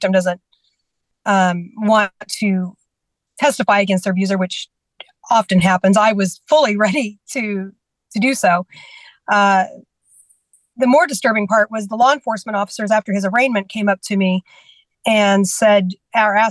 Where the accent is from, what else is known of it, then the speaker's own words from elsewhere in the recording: California, United States; also born or lived in Washington State; now in Georgia, United States; I was raised in California